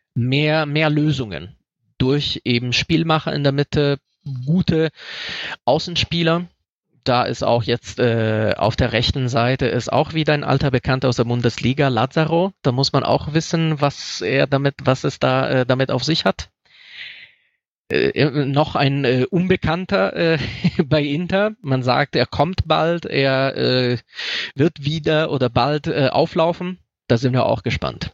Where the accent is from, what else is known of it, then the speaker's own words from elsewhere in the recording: Rome, Lazio, Italy; now in Germany; ich komme aus Rom